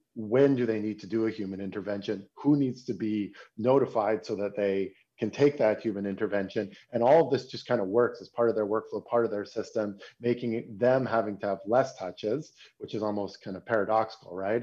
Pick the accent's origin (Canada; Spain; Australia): Canada; Toronto, Ontario; now in Berlin, Germany; I'm a, I'm a Canadian. I'm from Toronto, but I live in Berlin